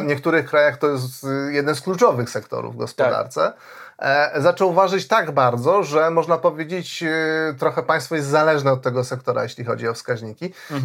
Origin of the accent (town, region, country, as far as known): Poland